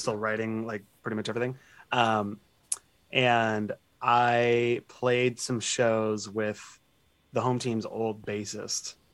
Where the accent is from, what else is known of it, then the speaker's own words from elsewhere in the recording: Seattle, Washington, United States; also born or lived in Portland, Oregon; I uh, moved here and have been here ever since